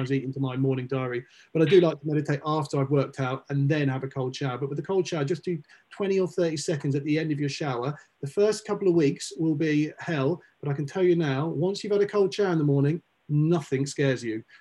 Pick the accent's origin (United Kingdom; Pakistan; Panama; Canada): United Kingdom; now in Los Angeles, United States; one of the big great things about being a Brit, being here is